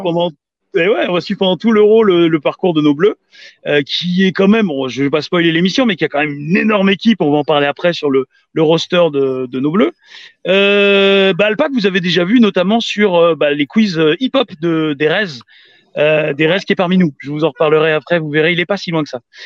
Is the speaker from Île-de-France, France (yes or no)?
yes; Paris, Île-de-France, France; je suis parisien